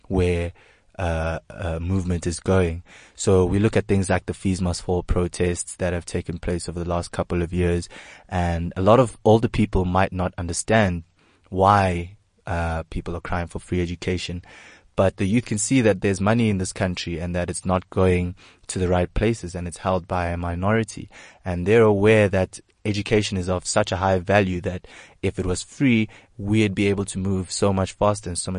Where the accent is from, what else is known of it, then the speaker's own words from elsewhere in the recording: South Africa; As a South African stand-up comedian myself